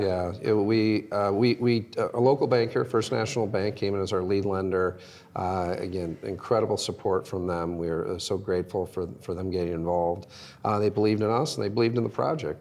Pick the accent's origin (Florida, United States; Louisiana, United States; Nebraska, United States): Nebraska, United States; Omaha; moved away as an adult; also born or lived in East Coast / Chicago; I grew up in Omaha in the 70s and 80s, and it was actually it was a down on its luck city back then.